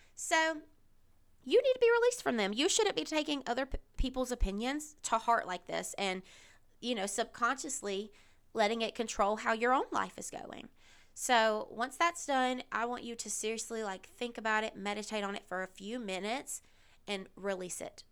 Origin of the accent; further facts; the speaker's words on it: the South, United States; I grew up in the South. I'm still here in the South.